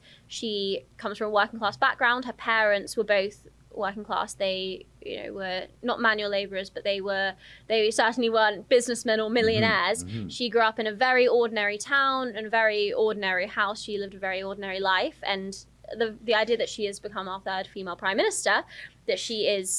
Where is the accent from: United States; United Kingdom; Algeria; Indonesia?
United Kingdom; Telford, West Midlands; also born or lived in Surrey; I was born in Surrey, but I grew up in Telford. I moved around quite a lot when I was younger.